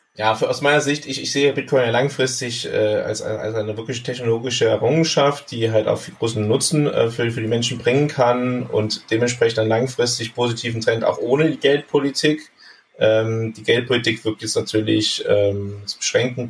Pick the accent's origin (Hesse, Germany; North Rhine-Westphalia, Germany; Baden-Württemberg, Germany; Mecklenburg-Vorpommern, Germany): North Rhine-Westphalia, Germany; Bergisch Gladbach; meiner Heimatstadt Bergisch Gladbach. Das ist in, im Rheinland, ja.